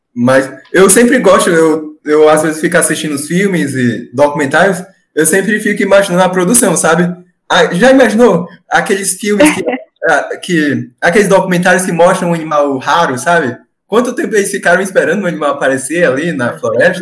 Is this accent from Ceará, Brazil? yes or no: yes; Ceará, Brazil; eu sou do, sou do Ceará, do Nordeste